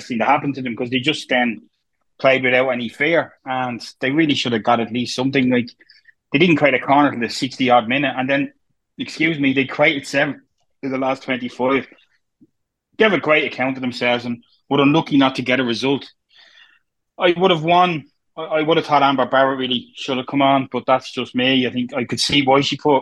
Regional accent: Dublin, Leinster, Ireland; where I'm from Pier Street

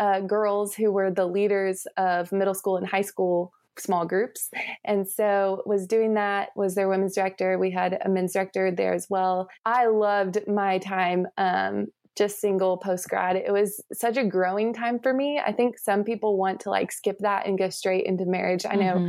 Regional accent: Texas, United States; moved away as an adult; also born or lived in Charlotte; And so we're back in Texas now. But I was born and raised in Texas and went to Baylor University in Waco

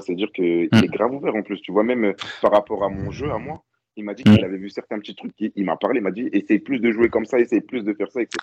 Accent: France; en tant que Français

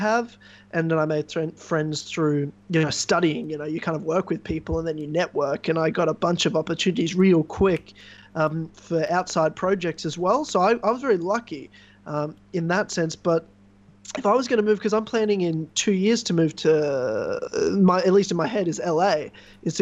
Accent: Brisbane, Queensland, Australia; moved away as an adult; now in Melbourne, Australia; I left the state and city that I grew up in, you know, almost 3 years ago now, and when I moved from Brisbane in Queensland down to Melbourne, Victoria

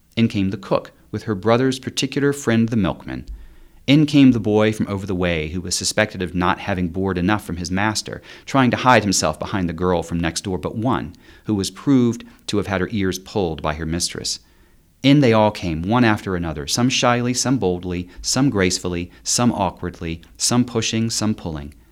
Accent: eastern North Carolina, United States; moved away; also born or lived in South Korea / Salt Lake City; I grew up in, in eastern North Carolina

